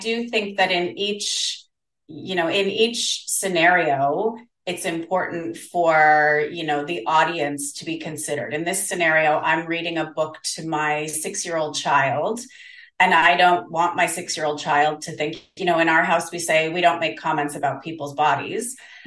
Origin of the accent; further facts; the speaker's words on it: Canada; also born or lived in South Korea; now in Denmark, Australia; I'm Canadian, but I live in Australia